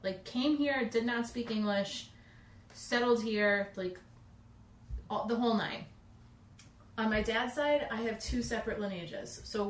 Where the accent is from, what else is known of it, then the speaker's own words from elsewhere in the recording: Long Island, New York, United States; I grew up on Long Island.